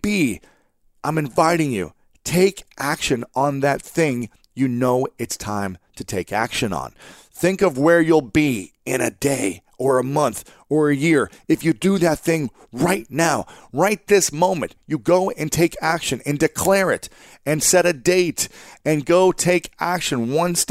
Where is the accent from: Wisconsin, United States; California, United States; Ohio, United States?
Ohio, United States; Columbus; moved away; my hometown in Columbus, Ohio, which is a different city from where I'm living right now